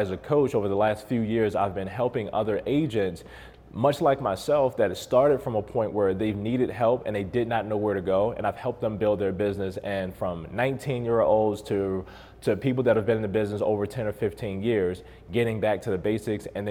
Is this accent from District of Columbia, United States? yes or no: no; Baltimore, Maryland, United States; now in Las Vegas, United States; I'm from Baltimore originally. I've been in Las Vegas since 2014.